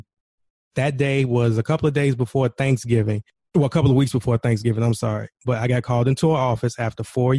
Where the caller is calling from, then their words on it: Chicago, Illinois, United States; Right now, I'm calling from Chicago, Illinois.